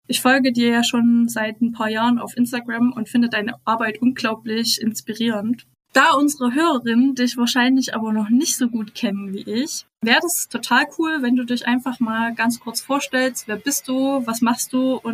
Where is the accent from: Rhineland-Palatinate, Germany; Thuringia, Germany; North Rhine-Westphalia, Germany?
Thuringia, Germany; Schleiz; ich bin aus Thüringen, aus Schleiz, um